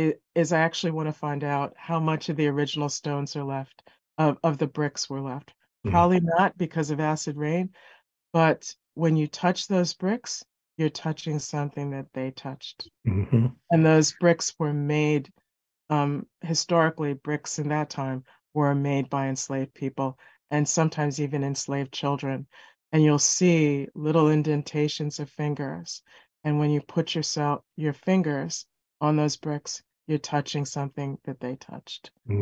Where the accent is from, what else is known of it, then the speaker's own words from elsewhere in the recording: New York City, New York, United States; every year, I grew up in New York City, so every year my mom went to the Carver Savings Bank and got one of those calendars from the Carver Savings Bank.